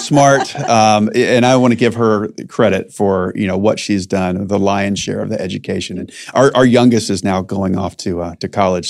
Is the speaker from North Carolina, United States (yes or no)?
yes; North Carolina, United States; I was born in North Carolina